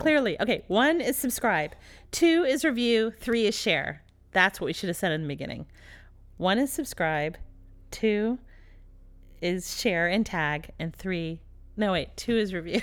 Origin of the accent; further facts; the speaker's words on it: Dallas, Texas, United States; also born or lived in Philadelphia; I was born outside of Philadelphia. And I moved to Texas when I was three years old in Dallas